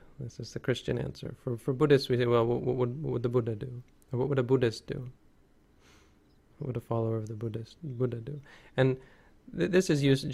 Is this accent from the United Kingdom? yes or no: no; Canada; As Canadians